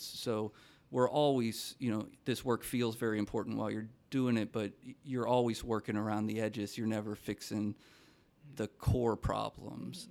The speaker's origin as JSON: {"language": "English", "region": "Minnesota", "country": "United States", "said": "I come from Minnesota"}